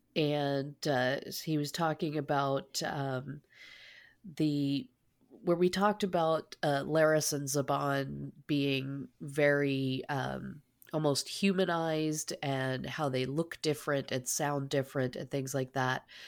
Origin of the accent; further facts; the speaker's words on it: Canada; I, I as a, a Canadian